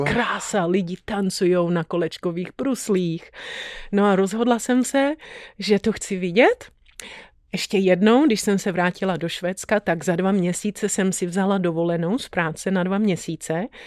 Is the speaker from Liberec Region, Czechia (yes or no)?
yes; Tanvald, Liberec Region, Czechia; moved away as an adult; also born or lived in Sweden; now in Los Angeles, United States; Byla jsem narozená v Tanvaldě